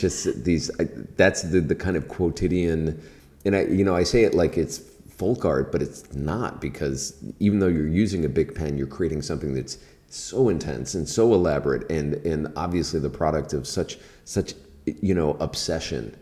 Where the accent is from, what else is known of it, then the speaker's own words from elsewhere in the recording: Key West, Florida, United States; moved away; I grew up in Key West